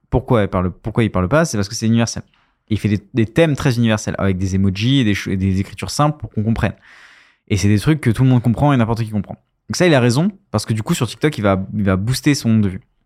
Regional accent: France; on est français

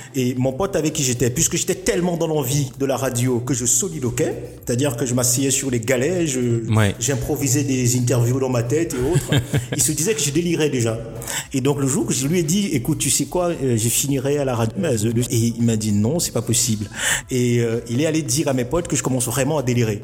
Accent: Cameroon; moved away as an adult; now in Morocco; je suis un Camerounais

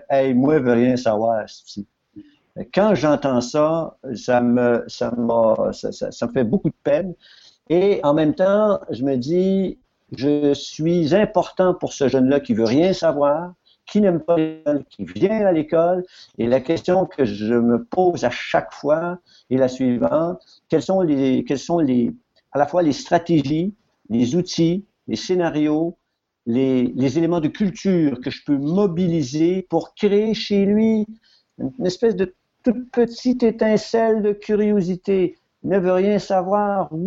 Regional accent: New Brunswick, Canada; nous, on vient tous les deux du Nouveau-Brunswick, hein?

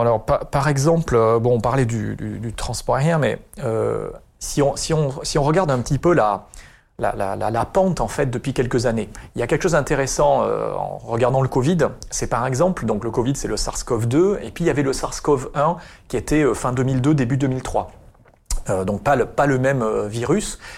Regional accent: Basque Country, Nouvelle-Aquitaine, France; moved away as an adult; also born or lived in Paris; now in Bordeaux, France; je suis originaire du Pays Basque

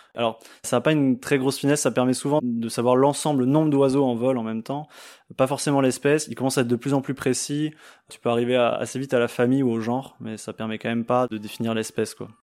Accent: France; chez nous en France

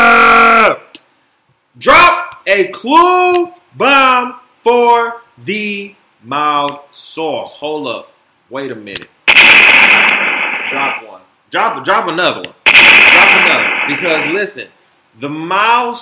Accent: Detroit, Michigan, United States; also born or lived in Florida; I'm from Detroit. You know, born in Florida, raised in Detroit

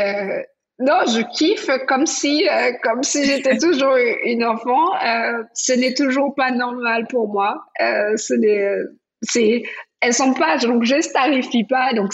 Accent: Antilles, France; on a plein de gens chez nous, aux Antilles, qui font des choses importantes.

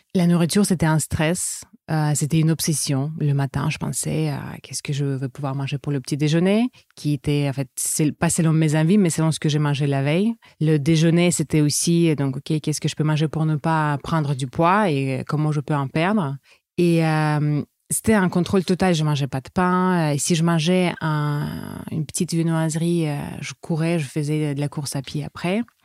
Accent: Saint Petersburg, Russia; French is a second language; moved away as an adult; also born or lived in France; now in New Caledonia; je suis russe. Je suis née à Saint-Pétersbourg. Mais ça fait déjà euh, plus de dix ans que je vis en France

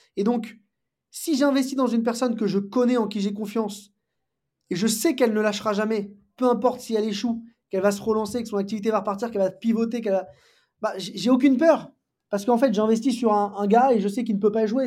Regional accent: Paris, Île-de-France, France; je, suis parisien, né à Paris, j'ai grandi à Paris

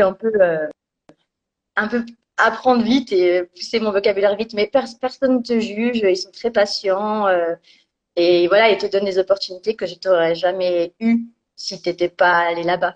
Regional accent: Bourgogne-Franche-Comté, France; moved away as an adult; je viens de Franche-Comté

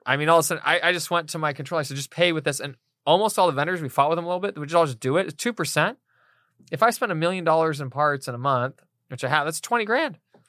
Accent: Fresno, California, United States; I'm from Fresno. We got all the tortillas you could possibly imagine.

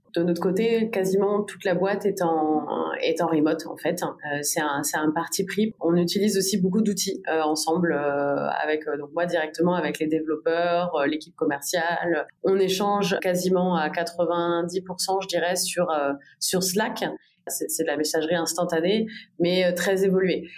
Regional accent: Bordeaux, Nouvelle-Aquitaine, France; moved away as an adult; also born or lived in Paris; je suis originaire de Paris, mais j'ai surtout grandi à Bordeaux

